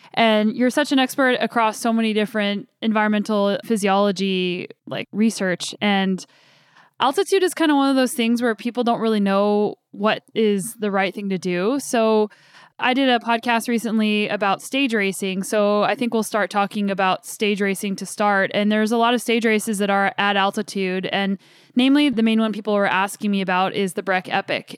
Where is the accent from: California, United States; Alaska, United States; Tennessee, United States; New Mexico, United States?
New Mexico, United States; Albuquerque; moved away as an adult; also born or lived in Colorado; now in Canada; I grew up in Albuquerque, New Mexico